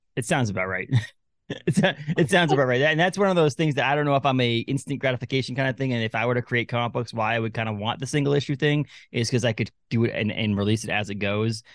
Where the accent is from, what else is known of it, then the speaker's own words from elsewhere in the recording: Newburyport, Massachusetts, United States; moved away as an adult; also born or lived in Lowell, Massachusetts / Haverhill, Massachusetts / Andover, Massachusetts; now in Maine, United States; I was born in Newburyport